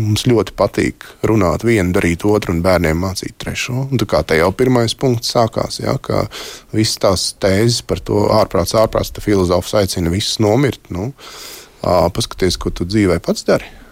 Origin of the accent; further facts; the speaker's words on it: Latvia; pēc tautības esmu latvietis, uh, mīlu savu dzimteni